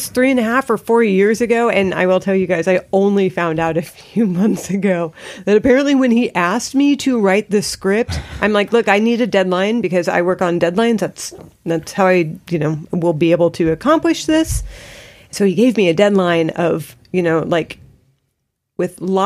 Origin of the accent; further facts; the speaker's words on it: California, United States; I grew up in California